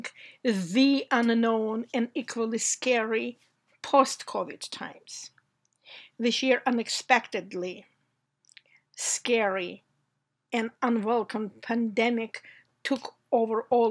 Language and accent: English; Georgia; moved away as an adult; now in United States; I came here from places where in my youth we didn't have enough food or necessary household items. I came here from the Republic of Georgia, which used to be part of the Soviet Union.